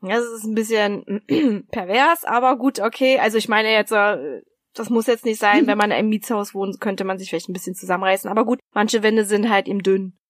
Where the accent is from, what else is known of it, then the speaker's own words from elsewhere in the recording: Berlin, Germany; accent: Berliner; Also ich komme ja aus, ursprünglich aus Berlin